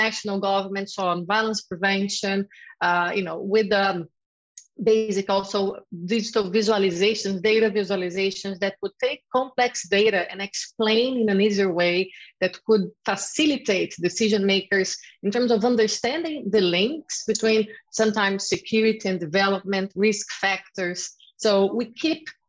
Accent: Rio de Janeiro, Brazil; I'm from Rio de Janeiro, and there we always had the problem of police brutality.

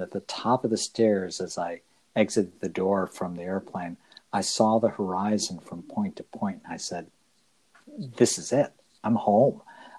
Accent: Connecticut, United States; moved away as an adult; also born or lived in Midwest; am not a native Midwesterner. I came to that in my 20s. Actually, I grew up in Connecticut outside of New York City. And believe it or not, I'm the first of many, many generations who did not grow up in Manhattan.

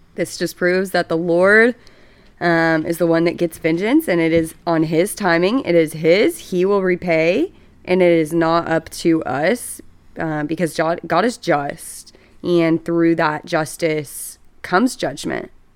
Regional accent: Dallas, Texas, United States; I am from Dallas, Texas.

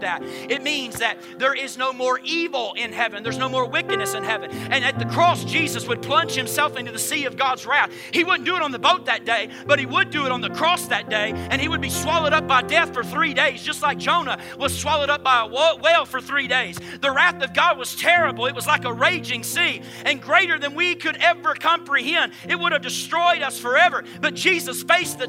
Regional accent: United States

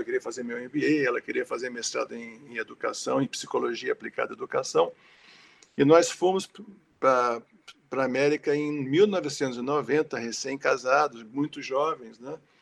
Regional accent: Rio de Janeiro, Brazil; moved away as an adult; also born or lived in São Paulo; nasci em São Paulo, é, com meses de vida, minha família se mudou para o Rio de Janeiro e eu vivi toda a minha vida até a universidade no Rio

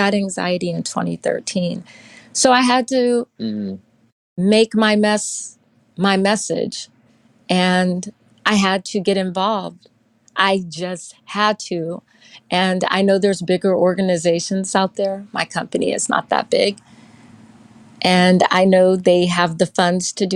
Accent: Houston, Texas, United States; moved away as an adult; I'm originally from Houston, Texas, but I lived in other states, and I have come back to Houston, Texas

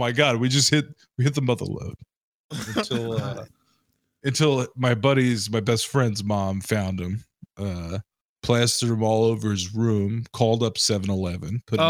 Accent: Queens, New York, United States; So growing up in Queens, New York, you know, latchkey kid, if you will, our Genovese had a dumpster.

